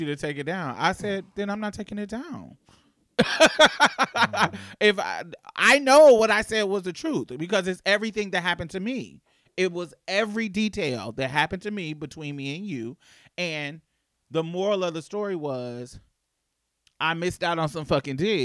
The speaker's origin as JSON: {"language": "English", "town": "Indianapolis", "region": "Indiana", "country": "United States", "moved": "as an adult", "said": "So because I was from Indianapolis, I was clicked with the northern people."}